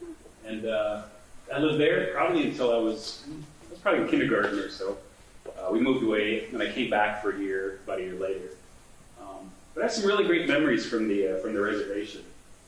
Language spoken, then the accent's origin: English; Grand Forks, North Dakota, United States; All right, so I was born in Grand Forks, North Dakota. My parents were students at the University of North Dakota. That's where they met. And this is where I lived.